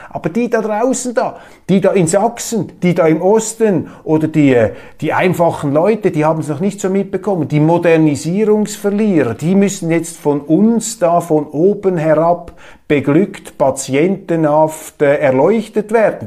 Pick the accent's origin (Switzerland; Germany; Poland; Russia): Switzerland; mein Eindruck als Schweizer